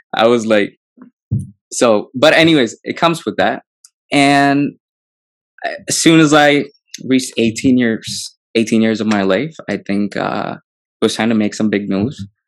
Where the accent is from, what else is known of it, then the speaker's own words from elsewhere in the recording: Hyderabad, Telangana, India; growing up in Hyderabad, it's beautiful. I love the city.